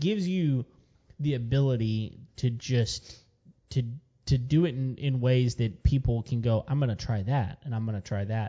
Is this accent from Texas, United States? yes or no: yes; West Texas, United States; I was born and raised in West Texas, where they have mesquite.